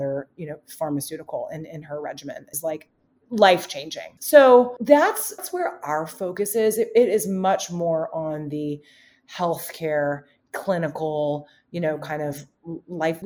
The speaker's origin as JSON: {"language": "English", "region": "Alabama", "country": "United States", "tie": "born or raised there", "also_born_or_lived": "Princeton", "moved": "yes", "lives_now": "Chicago, United States", "said": "I'm from Alabama"}